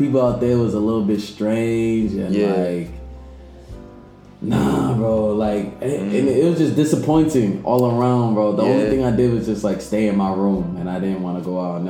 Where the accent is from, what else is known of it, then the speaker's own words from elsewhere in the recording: Boston, Massachusetts, United States; from Boston, bro. I'm out here in L.A.